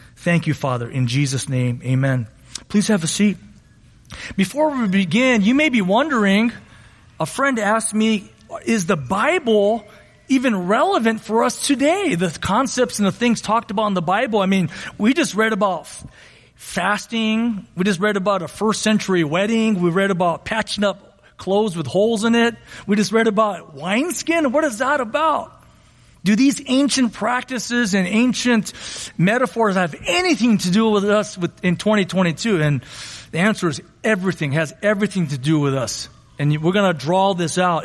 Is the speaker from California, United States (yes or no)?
yes; Monterey Park, California, United States; I grew up in Monterey Park